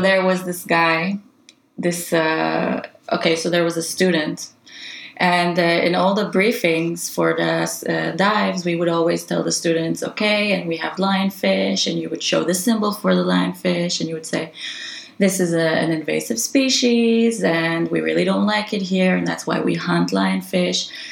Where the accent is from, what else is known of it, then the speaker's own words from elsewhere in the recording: Israel; also born or lived in northern Norway; now in Tromsø, Norway; I'm originally from Israel